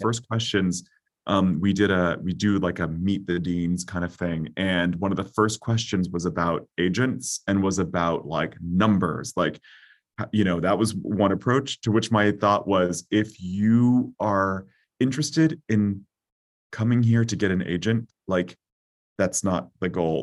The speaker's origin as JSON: {"language": "English", "region": "California", "country": "United States", "moved": "yes", "lives_now": "Philadelphia, United States", "said": "as a Californian"}